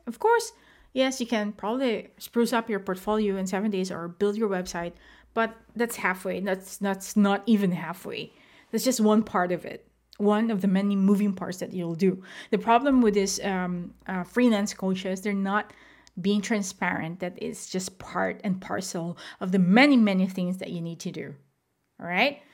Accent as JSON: {"language": "English", "country": "Philippines", "moved": "yes", "said": "I am not based in the Philippines as of the moment, but I am a Filipino"}